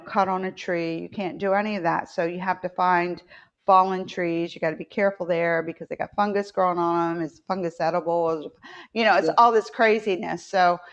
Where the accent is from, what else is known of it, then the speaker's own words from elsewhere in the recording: West Virginia, United States; moved away; I grew up in West Virginia, so I was a little bit more north.